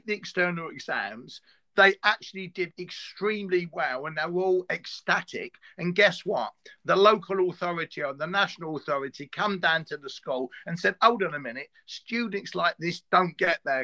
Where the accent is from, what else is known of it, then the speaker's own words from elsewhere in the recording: London, United Kingdom; I'm from East London. I went to an East London school and I taught in one